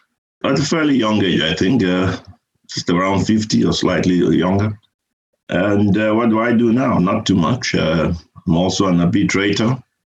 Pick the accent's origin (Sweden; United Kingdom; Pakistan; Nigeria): Nigeria; Benin City, Edo; moved away as an adult; also born or lived in Ibadan, Nigeria / Lagos, Nigeria / Delta State, Nigeria; now in United States; But for the most part, I grew up in Benin. I went to boarding school.